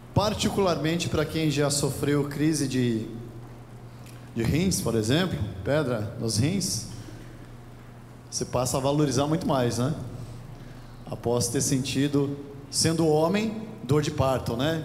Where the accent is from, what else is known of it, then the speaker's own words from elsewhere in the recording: Brazil; nós, como brasileiros